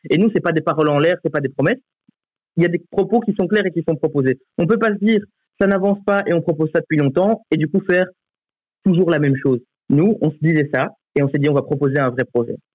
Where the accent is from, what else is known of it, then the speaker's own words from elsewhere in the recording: Charleroi, Wallonia, Belgium; now in Brussels, Belgium; en tant que nouveau bruxellois, parce que donc je me suis installé à Bruxelles, je venais de Charleroi avant